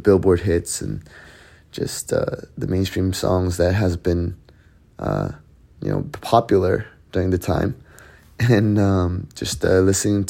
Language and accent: English; Canada; Growing up in Canada, was influenced by a lot of the Western culture, Western music, and what we thought as a young kid in Canada